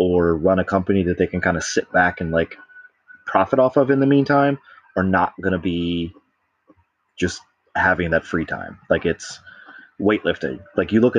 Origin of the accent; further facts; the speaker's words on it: Baltimore, Maryland, United States; I'm from Baltimore